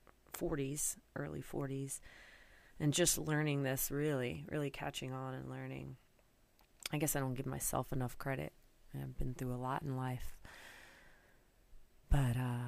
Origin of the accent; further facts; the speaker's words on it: North Carolina, United States; moved away as an adult; now in New York, United States; I'm originally from North Carolina, grew up in the South, moved up to New York probably about, I don't know, 17 years ago, right after college.